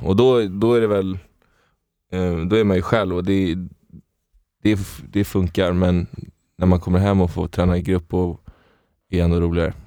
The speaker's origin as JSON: {"language": "Swedish", "town": "Stockholm", "region": "Stockholm County", "country": "Sweden", "tie": "born or raised there", "said": "jag är från Stockholm, från Stockholm. Innerst, inne, innerstaden. Uppväxt i, i, i lägenhet"}